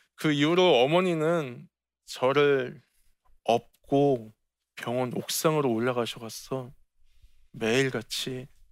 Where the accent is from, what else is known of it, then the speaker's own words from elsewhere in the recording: Incheon, South Korea; 제 고향이 인천의 소래 포구예요.